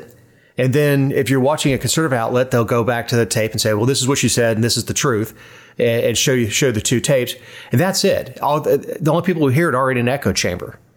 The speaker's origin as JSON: {"language": "English", "region": "Florida", "country": "United States", "said": "I'm from Florida"}